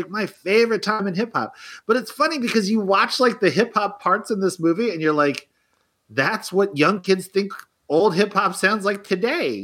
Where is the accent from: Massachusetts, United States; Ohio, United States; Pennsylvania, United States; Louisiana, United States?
Pennsylvania, United States; Philadelphia; as a Philadelphian